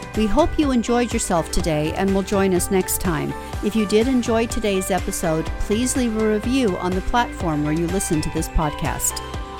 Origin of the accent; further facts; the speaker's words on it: United States; now in Australia; I'm originally from the United States.